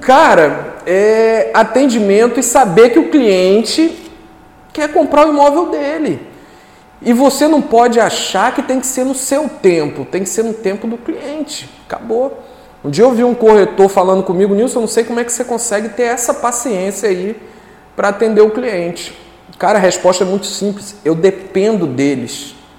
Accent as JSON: {"language": "Portuguese", "town": "Duque de Caxias", "region": "Rio de Janeiro", "country": "Brazil", "moved": "as an adult", "lives_now": "Guarapari, Brazil", "said": "eu sou sou carioca, né? Sou carioca da Baixada Fluminense"}